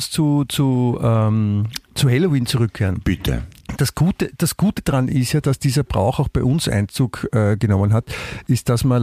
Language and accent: German; Austria; ich bin in Österreich aufgewachsen, deswegen macht sich die Fragen bitte nicht so schwer